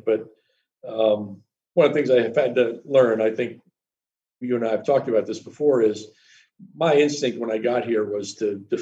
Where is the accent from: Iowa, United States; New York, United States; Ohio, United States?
New York, United States; Yonkers; I was born in Yonkers, New York